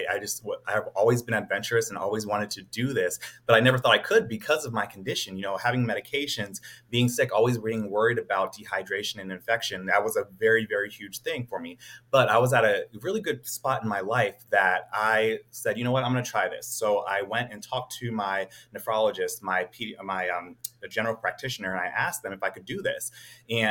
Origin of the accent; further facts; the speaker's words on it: Cincinnati, Ohio, United States; now in Atlanta, United States; I am from Cincinnati, Ohio, but I currently am living in Atlanta, Georgia as an ankle and foot surgeon